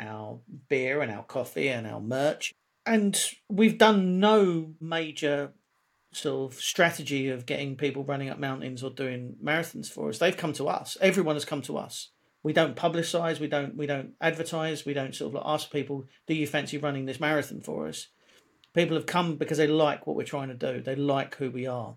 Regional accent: London, United Kingdom; I was born in South London, grew up in a pretty lively part of South London

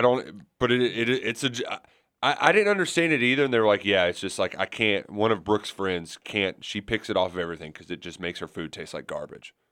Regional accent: Kentucky, United States

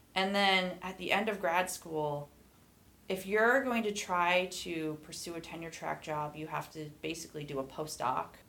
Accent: Lehigh Valley, eastern Pennsylvania, United States; also born or lived in Maine / Idaho; now in Boise, United States; growing up in the Lehigh Valley, which is in eastern Pennsylvania.

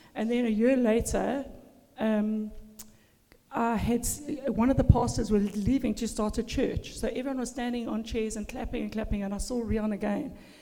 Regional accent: Durban, KwaZulu-Natal, South Africa; moved away as an adult; also born or lived in Zimbabwe; now in Australia; I was born in a Christian home in Durban, South Africa

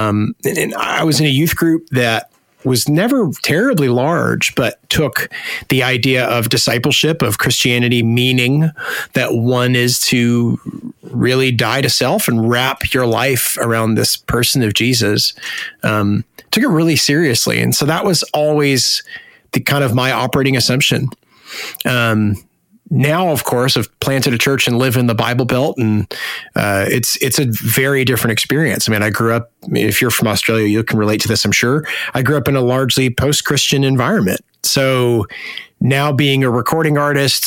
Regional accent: Hamilton, Ontario, Canada; moved away as an adult; also born or lived in Nashville, Tennessee; now in Ohio, United States; I'm from Hamilton. So Hamilton, Ontario

